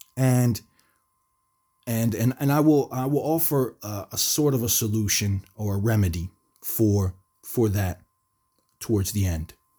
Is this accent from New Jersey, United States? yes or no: yes; New Jersey, United States; I grew up in the United States, in New Jersey